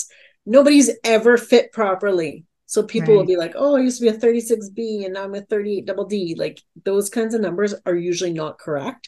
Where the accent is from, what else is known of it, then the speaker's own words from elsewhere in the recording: Alberta, Canada; as a Canadian